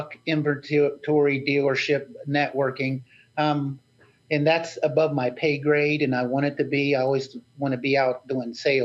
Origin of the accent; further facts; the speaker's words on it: West Virginia, United States; I'm from West Virginia